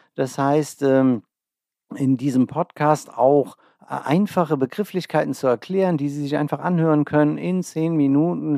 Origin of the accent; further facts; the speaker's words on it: Olsheim, Rhineland-Palatinate, Germany; moved away as an adult; also born or lived in Trier / Bonn; now in Ober-Olm, Germany; Ich komme ursprünglich aus der Eifel, einem kleinen Ort namens Olsheim